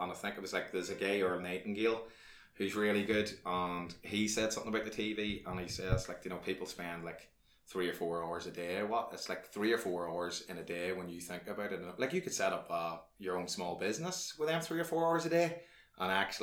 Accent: Ardmore, Ireland; when I was growing up in Ardmore in my early teens, I was about 13, 14

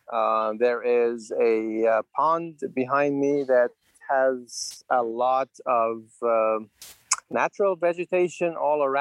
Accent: Kuwait City, Kuwait; I grew up in Kuwait, which is a desert. The uh, only city at the time in Kuwait was Kuwait City

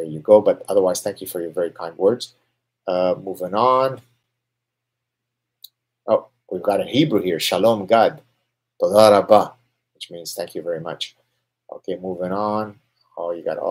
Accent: Canada; I'm Canadian

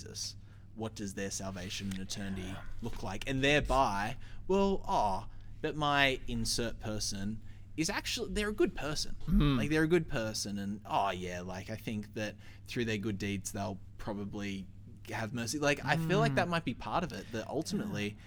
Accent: Sydney, New South Wales, Australia; growing up in Sydney

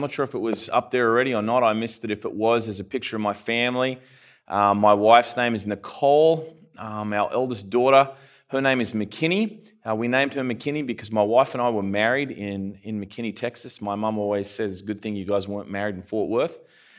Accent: Australia; also born or lived in Canada; I'm from further south. I'm from Australia. The funny thing is I lived in Canada for a while too. So my accent's kind of all messed up.

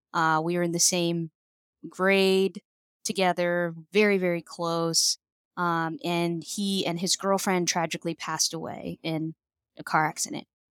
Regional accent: a reservation in California, United States; I grew up, I'm Native American, and I grew up on a reservation in California.

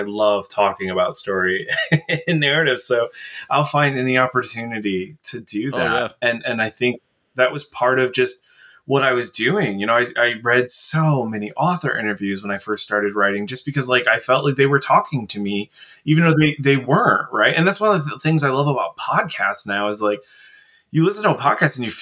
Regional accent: Indiana, United States; we're both from Indiana

